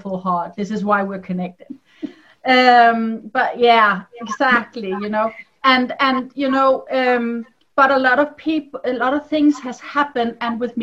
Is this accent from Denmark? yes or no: yes; Denmark; I'm a Dane. I'm from Denmark